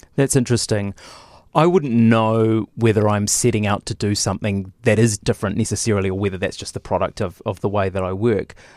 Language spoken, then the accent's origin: English; Lower Hutt, Wellington, New Zealand; I grew up in Lower Hutt